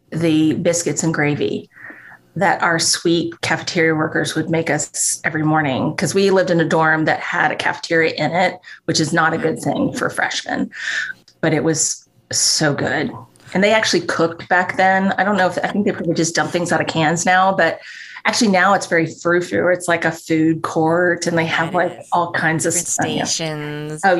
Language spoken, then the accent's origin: English; Northeast, United States; oh, and I've grown up in the Northeast most of my life.